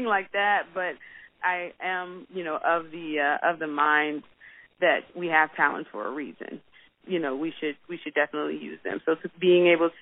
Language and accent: English; Washington, District of Columbia, United States; Grew up in D.C. with two Baptist pastors as parents